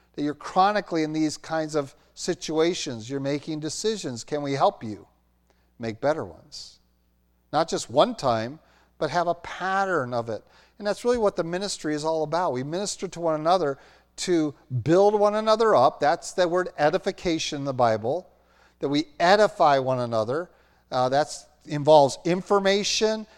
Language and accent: English; Roanoke, Virginia, United States; moved away; I grew up in Roanoke, Virginia, graduated from Roanoke Valley Christian Schools